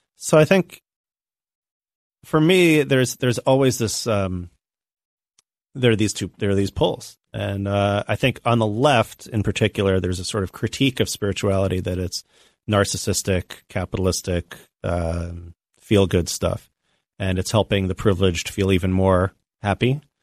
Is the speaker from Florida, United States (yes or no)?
yes; Tampa, Florida, United States; I grew up in Tampa, Florida, which had a huge, uh, Latino population